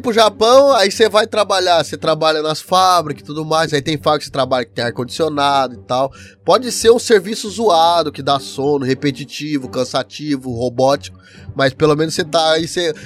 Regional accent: Paraná, Brazil; now in Japan; eu sou do Paraná, eu sou do uhum. sul

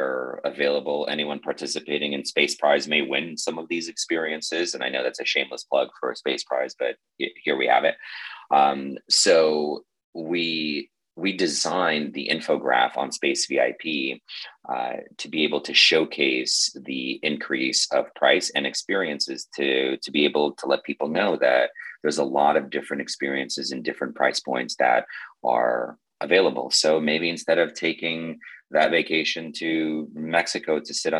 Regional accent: Moscow, Russia; moved away; I was born in Moscow

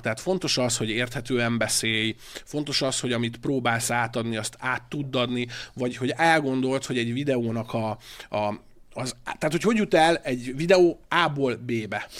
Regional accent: Hungary; moved away as an adult; also born or lived in Budapest; vidéki srác vagyok

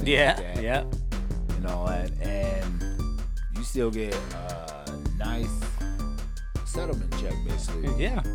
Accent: Orlando, Florida, United States; I'm from Orlando, Florida.

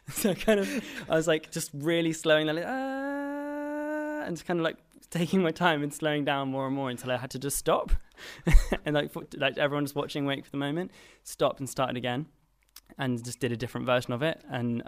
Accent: London, United Kingdom; I am from London, yeah.

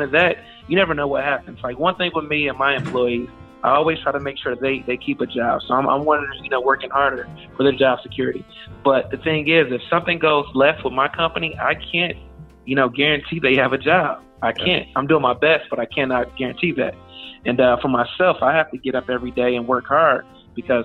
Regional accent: Detroit, Michigan, United States; born or raised there; now in Houston, United States

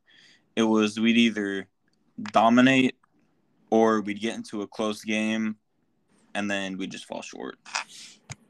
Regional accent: Las Vegas, Nevada, United States; I was born in Vegas.

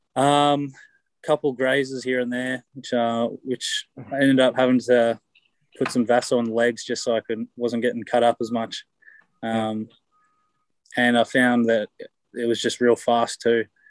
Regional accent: Canberra, Australian Capital Territory, Australia; moved away as an adult; now in Galway, Ireland; I came to get away from Aussies

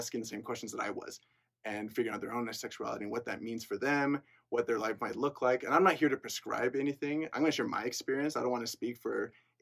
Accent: Lindon, Utah, United States; also born or lived in Peru; I'm from Linden, Utah, really close by. I've lived there my whole life

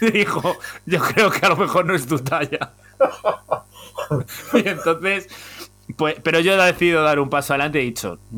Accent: Móstoles, Community of Madrid, Spain; yo, yo me crié en Móstoles.

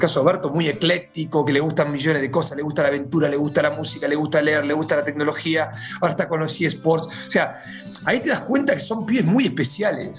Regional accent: near Bahía Blanca, Buenos Aires Province, Argentina; Yo crecí viendo la Liga Nacional, yo soy de, cerca de Bahía Blanca

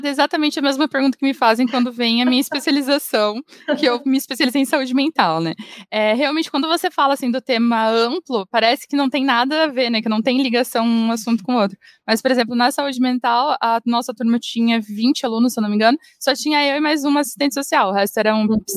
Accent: Londrina, Paraná, Brazil; moved away as an adult; also born or lived in Manaus; now in Curitiba, Brazil; Mas a maior parte da minha vida eu morei em Londrina. Eu acabei me mudando aqui para Curitiba porque eu queria tentar mestrado.

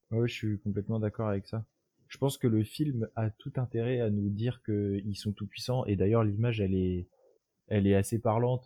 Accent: France; en France notre culture politique

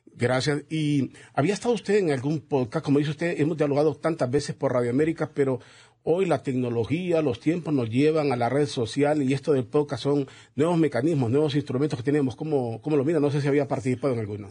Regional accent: Honduras; como hondureños

